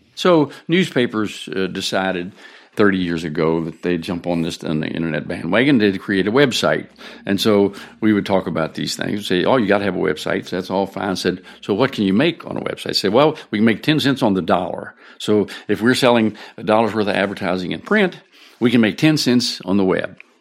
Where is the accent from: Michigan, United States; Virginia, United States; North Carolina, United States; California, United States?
Virginia, United States; Shenandoah Valley; moved away as an adult; this is my hometown. And, uh, when, when I was born here